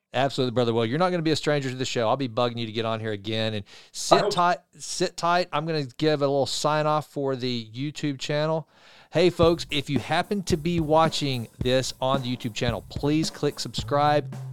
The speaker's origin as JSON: {"language": "English", "town": "Sulphur Springs", "region": "Texas", "country": "United States", "tie": "born or raised there", "said": "my hometown of Sulphur Springs, which I love and adore"}